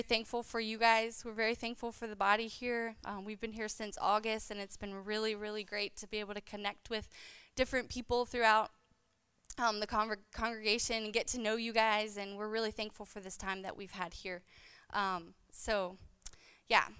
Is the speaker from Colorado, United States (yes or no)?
no; Landrum, South Carolina, United States; I was raised, I grew up here in Landrum